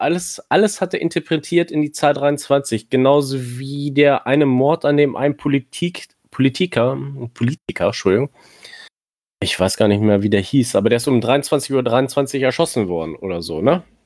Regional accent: near Hanover, Lower Saxony, Germany; ich komme aus der Nähe von Hannover.

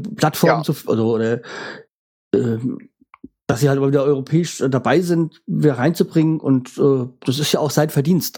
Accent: Bremen, Germany; als Bremer

